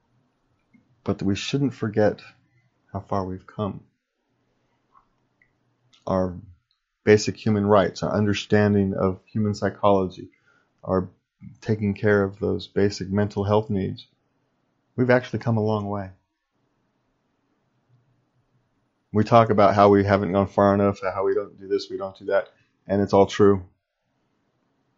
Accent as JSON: {"language": "English", "town": "Sacramento", "region": "California", "country": "United States", "tie": "born or raised there", "said": "I grew up in Sacramento, California"}